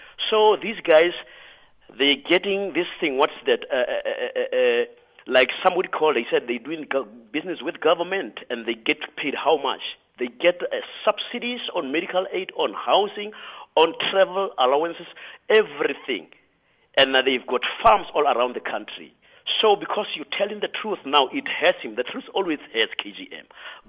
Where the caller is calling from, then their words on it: Lichtenburg, North West, South Africa; From Lichtenberg. Good morning.